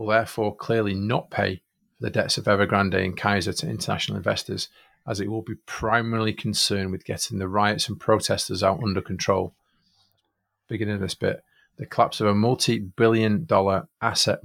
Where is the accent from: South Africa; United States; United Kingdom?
United Kingdom; Manchester, North West England; I'm from Manchester.